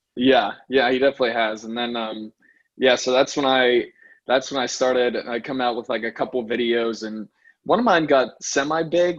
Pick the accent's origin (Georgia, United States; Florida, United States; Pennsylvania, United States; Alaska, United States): Pennsylvania, United States; Pittsburgh; also born or lived in New York; I'm from Pittsburgh, PA, and and that's where I still practice now